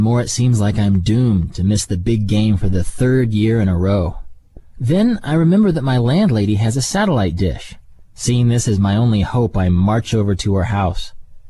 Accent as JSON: {"language": "English", "country": "United States", "moved": "as an adult", "lives_now": "Thailand", "said": "As an American, that sounds a bit like blasphemy. Where I grew up, the NFL was the cultural equivalent of the Greek pantheon."}